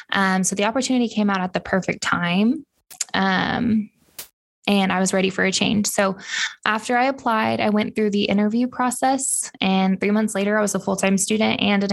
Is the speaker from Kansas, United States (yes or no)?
yes; Wichita, Kansas, United States; I grew up in Wichita